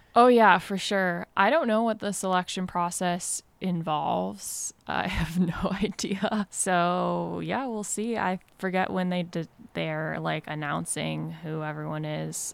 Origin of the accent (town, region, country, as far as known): Vermont, United States; born or raised there; moved away as an adult; now in Mill Valley, United States